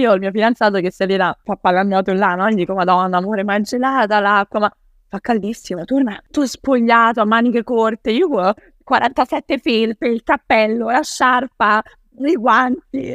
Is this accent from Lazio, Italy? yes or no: yes; Rome, Lazio, Italy; io non sono una romana spinta